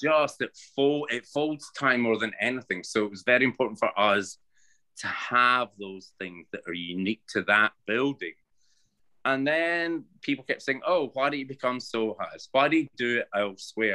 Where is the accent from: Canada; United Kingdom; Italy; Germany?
United Kingdom; Paisley, Scotland; accent: Scottish; also born or lived in Ralston / London; now in New York, United States; I'm Scottish, born in Paisley